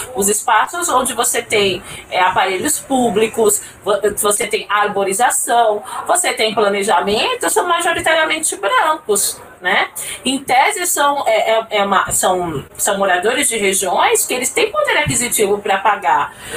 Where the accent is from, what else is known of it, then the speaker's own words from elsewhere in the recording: São Paulo, Brazil; moved away as an adult; now in Brasília, Brazil; Eu não sou de Brasília, mas eu moro aqui há 10 anos, eu sou de São Paulo